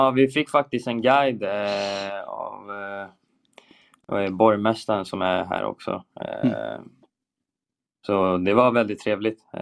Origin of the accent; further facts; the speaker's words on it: Sweden; vi är ju svenskar liksom, vi, eh, vi har en bra kommunikation i försvarsspelet